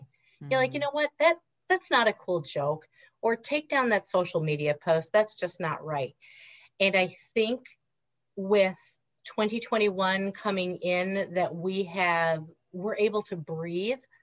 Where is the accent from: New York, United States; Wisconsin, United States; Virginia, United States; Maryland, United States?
Wisconsin, United States; Reedsburg; accent: nasally; also born or lived in Washington, D.C. area; i grew up in reedsburg wisconsin which is an hour north of madison if you know anything about wisconsin so kind of south central